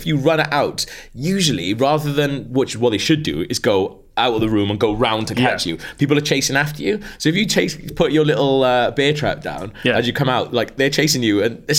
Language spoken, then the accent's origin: English; United Kingdom; because we're quite British, we're quite reserved people